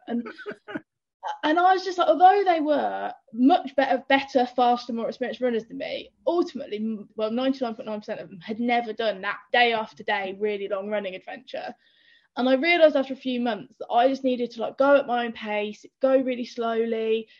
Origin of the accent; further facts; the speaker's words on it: Northampton, East Midlands, United Kingdom; moved away; also born or lived in London; I'm from Northampton, middle of the Midlands